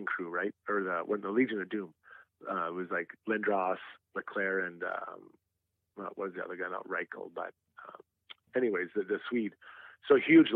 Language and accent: English; Edmonton, Alberta, Canada; Edmonton, my hometown.